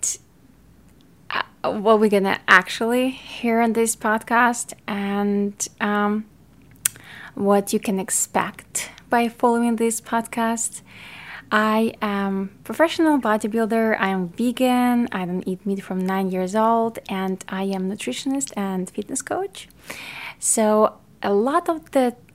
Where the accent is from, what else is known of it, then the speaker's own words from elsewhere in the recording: Ukraine; accent: Ukrainian; English is a second language; now in United States; I was born in Ukraine and raised in Ukraine, so I speak Ukrainian and Russian, and then I learned English in America when I moved